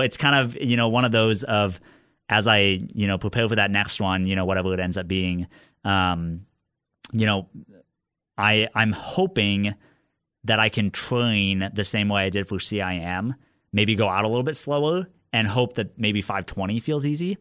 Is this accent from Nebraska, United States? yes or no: yes; Lincoln, Nebraska, United States; I was born and raised in Lincoln